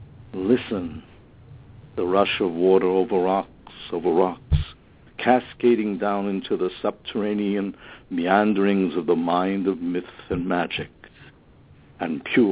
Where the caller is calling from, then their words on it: Merrick, New York, United States; Yes, I'm calling from Merick, Long Island